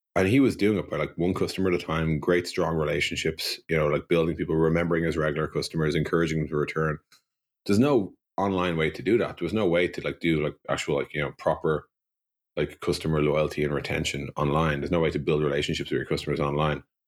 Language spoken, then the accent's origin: English; Dublin, Leinster, Ireland; I grew up in Dublin in the nineteen eighties